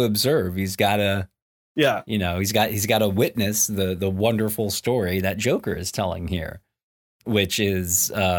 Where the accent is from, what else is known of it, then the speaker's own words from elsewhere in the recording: Highland Park, Illinois, United States; I'm from Gotham Pines, like freaking like suburban Chicago, like Highland Park, you know, like from Illinois and like I didn't live in the city proper.